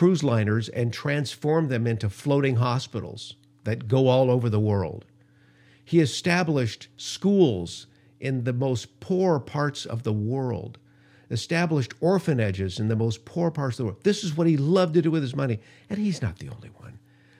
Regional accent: Los Angeles, California, United States; also born or lived in Denver; I remember growing up in Los Angeles in the 60s. The smog was so thick, I would literally have asthma attacks as a young kid. We moved for a couple of years to Denver, Colorado

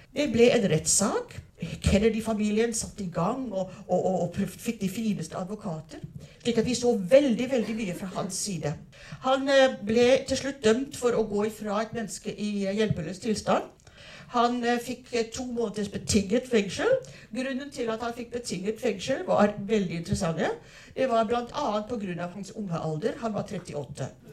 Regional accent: South Africa; now in Norway; Jeg er oppvokst i Sør-Afrika

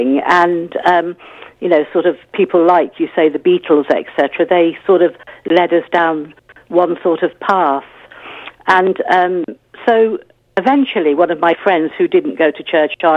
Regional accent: Leicester, East Midlands, United Kingdom; moved away as an adult; also born or lived in Bath / Africa / Croydon; I grew up in Leicester, and we weren't a church-going family at all

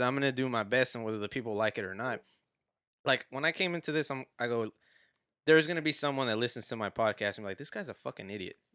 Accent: Houston, Texas, United States; I was born here

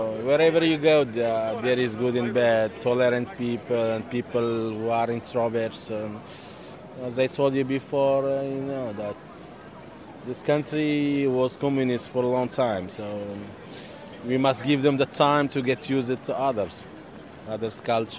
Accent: Egypt; also born or lived in Rome, Italy; now in Prague, Czech Republic; I'm from Egypt, and my mom, she's Italian. Okay, I came here in 2005.

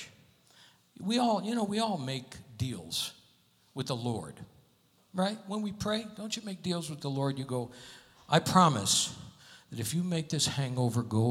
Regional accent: Connecticut, United States; moved away; I'm from Connecticut.

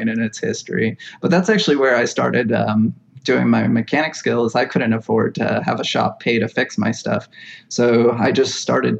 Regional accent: Hawaii, United States; also born or lived in Oregon / Pacific Northwest; now in Midwest, United States; I grew up in Hawaii

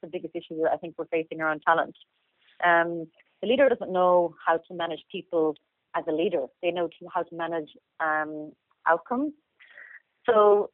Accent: Limerick, Munster, Ireland; moved away as an adult; also born or lived in Dublin / Australia; I'm originally from Limerick

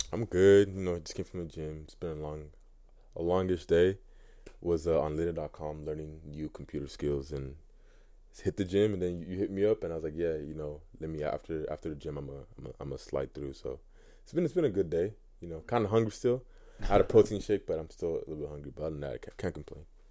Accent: United States; also born or lived in Nigeria; I grew up in America.

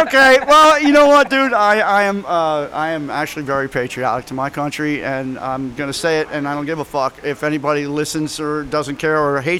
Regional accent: New Jersey, United States; I am from Jersey. Yeah. That's got a lot to do with it probably, right?

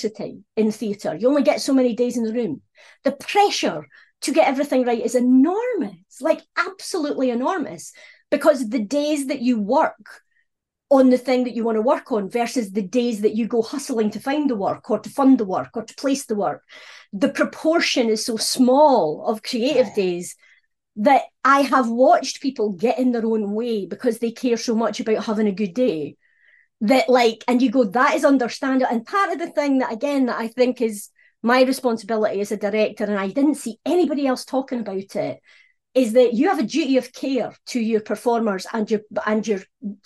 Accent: Scotland, United Kingdom; being Scottish was a problem

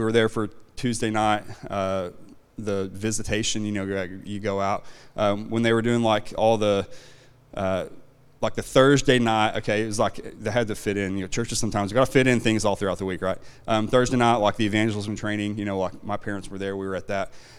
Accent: Van Buren, Arkansas, United States; also born or lived in Red Oak, Oklahoma; now in Oklahoma, United States; I grew up in Arkansas, not very far away, just in Van Buren.

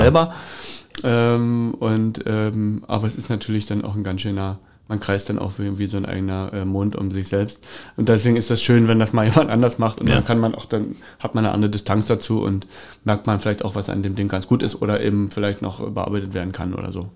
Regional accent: Cottbus, Brandenburg, Germany; bin ich aufgewachsen in der Tower Straße

